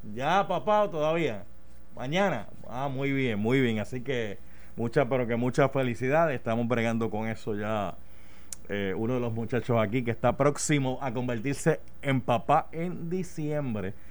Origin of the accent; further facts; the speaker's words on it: Puerto Rico; nuestra bendita isla